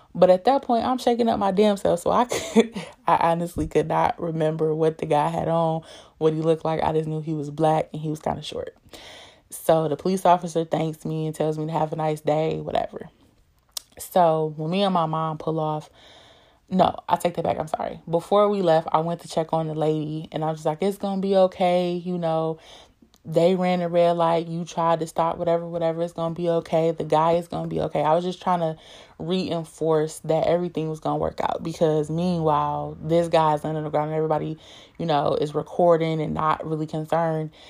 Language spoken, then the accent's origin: English; Detroit, Michigan, United States; I'm from Detroit, born and raised